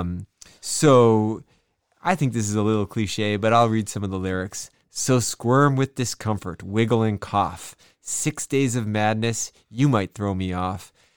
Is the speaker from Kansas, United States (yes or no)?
no; Madison, Wisconsin, United States; my hometown, Madison, Wisconsin